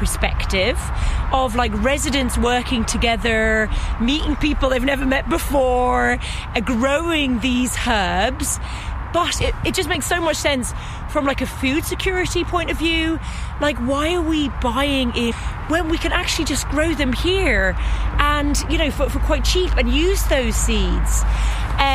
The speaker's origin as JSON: {"language": "English", "region": "London", "country": "United Kingdom", "tie": "born or raised there", "lives_now": "Limerick, Ireland", "said": "as you can tell by my accent, I grew up in London City. I never had access to these types of things."}